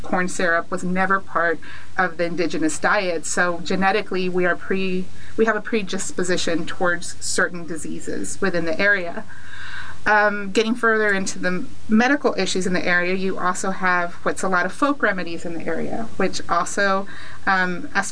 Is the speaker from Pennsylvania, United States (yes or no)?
no; McAllen, Texas, United States; I was born here in McAllen, moved away for a little bit, came back, and obviously came back again